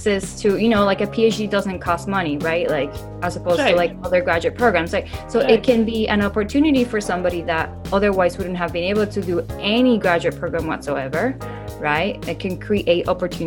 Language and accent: English; Puerto Rico; moved away as an adult; also born or lived in New York / San Diego; I'm born and raised in Puerto Rico